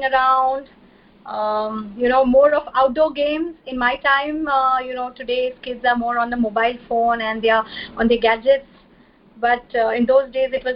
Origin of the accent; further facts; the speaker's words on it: Mumbai, Maharashtra, India; I'm from India and from the city of Mumbai